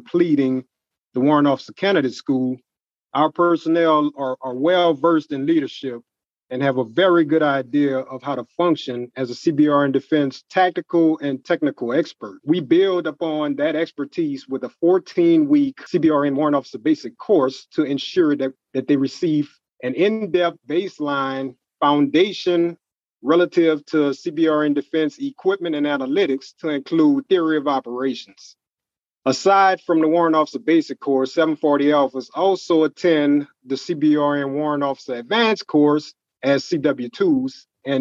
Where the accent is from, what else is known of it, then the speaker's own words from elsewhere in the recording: New Orleans, Louisiana, United States; I was born and raised in New Orleans, Louisiana.